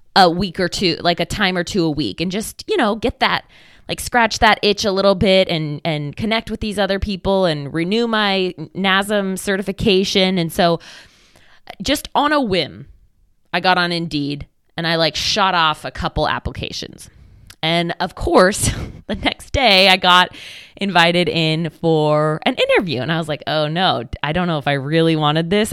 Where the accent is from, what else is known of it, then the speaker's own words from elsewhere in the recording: Oregon, United States; I'm from Oregon